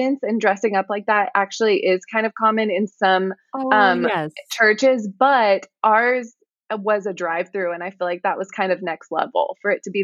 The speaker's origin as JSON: {"language": "English", "region": "Texas", "country": "United States", "tie": "born or raised there", "said": "born and raised in Texas"}